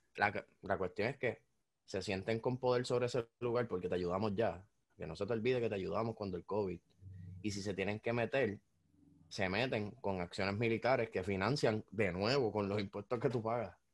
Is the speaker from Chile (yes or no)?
no; Puerto Rico; uno como puertorriqueño